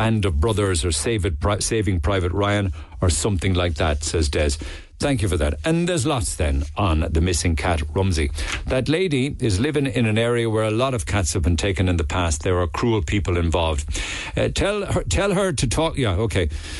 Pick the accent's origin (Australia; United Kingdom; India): United Kingdom; Northern Ireland; About the poppy, I grew up in Northern Ireland. I used to wear a poppy to honour the men and women who died in the First and Second World Wars.